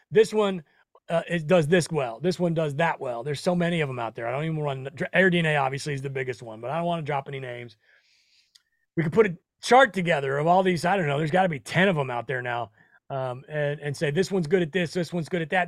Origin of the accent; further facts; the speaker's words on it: Nebraska, United States; I come from Nebraska. Um, we're just bro, Midwestern boys